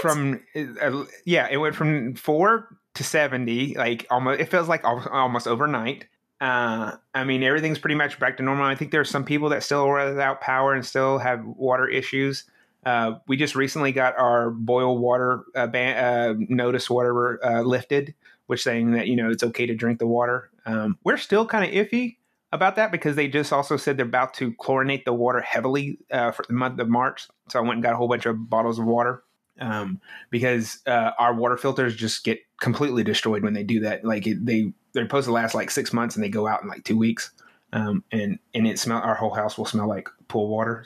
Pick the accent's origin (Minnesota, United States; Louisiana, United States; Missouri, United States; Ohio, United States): Louisiana, United States; near Shreveport, North; moved away as an adult; also born or lived in Dallas, Texas; I grew up in North Louisiana